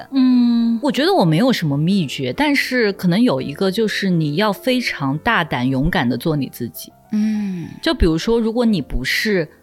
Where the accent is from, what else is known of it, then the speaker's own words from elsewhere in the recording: Nanjing, Jiangsu, China; moved away as an adult; also born or lived in Guangzhou; 从小在南京长大的